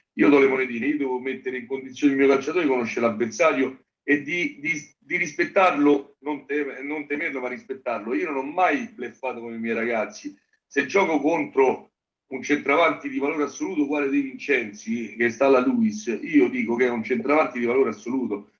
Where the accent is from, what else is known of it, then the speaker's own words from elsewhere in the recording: Genazzano, Lazio, Italy; io sono di Genazzano